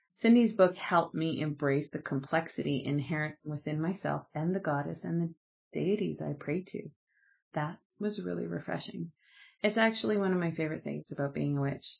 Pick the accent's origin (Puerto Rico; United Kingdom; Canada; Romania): Canada; I'm Canadian